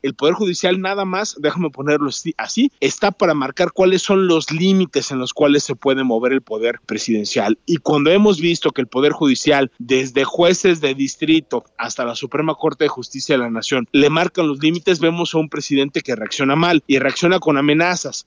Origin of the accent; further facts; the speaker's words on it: Mexico; como sociedad mexicana